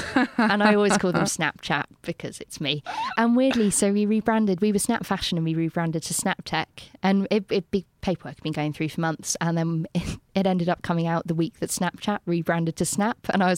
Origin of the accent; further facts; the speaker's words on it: London, United Kingdom; also born or lived in Bristol; I went back to London and they asked me if I was from Bristol.